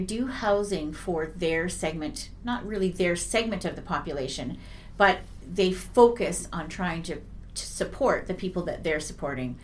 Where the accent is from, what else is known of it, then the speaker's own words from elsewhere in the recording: Vernon, British Columbia, Canada; I'm one of the rare people in Vernon that was actually born and raised in Vernon, British Columbia